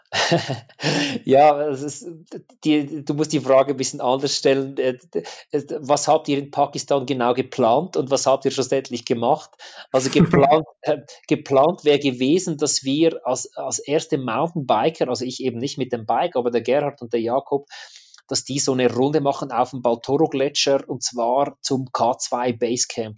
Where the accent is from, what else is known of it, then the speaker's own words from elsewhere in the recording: apprenticeship in the canton of Zug, Switzerland; ich als Schweizer